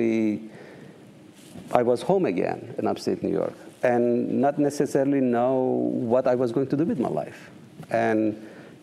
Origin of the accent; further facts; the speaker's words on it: Eastern Turkey, Turkey; now in United States; I grew up on the eastern part of Turkey, in the northeast, and nomad, a tribal life